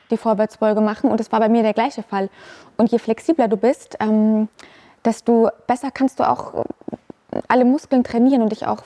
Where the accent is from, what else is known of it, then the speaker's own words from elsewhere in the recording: Unterschleißheim, Bavaria, Germany; Also ich bin in Unterschleißheim aufgewachsen. Das ist ein Vorort von München.